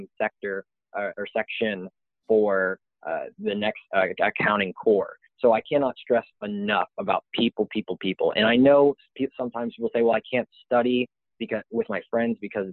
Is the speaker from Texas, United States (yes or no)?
yes; Austin, Texas, United States; moved away as an adult; now in Waco, United States; I came from Austin, Texas